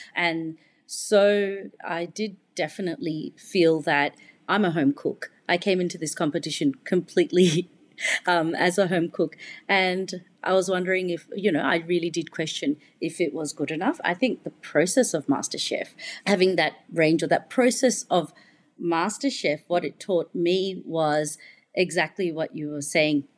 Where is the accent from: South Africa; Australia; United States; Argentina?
Australia; Melbourne, Victoria; also born or lived in United Kingdom; Victoria and Melbourne, where I'm from